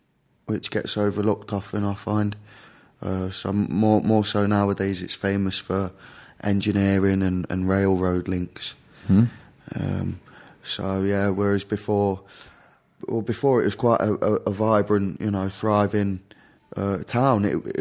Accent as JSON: {"language": "English", "town": "Derby", "region": "East Midlands", "country": "United Kingdom", "said": "The UK, the very central regions of the UK, a place called Derby."}